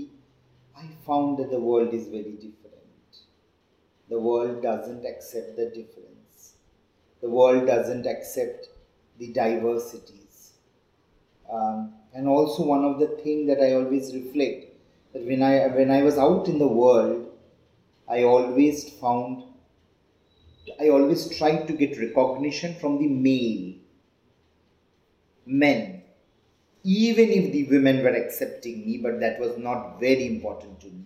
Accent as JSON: {"language": "English", "region": "West Bengal", "country": "India", "tie": "born or raised there", "also_born_or_lived": "Mumbai", "accent": "Bengali", "second_language": "English", "moved": "as an adult", "said": "I was born and brought up in West Bengal"}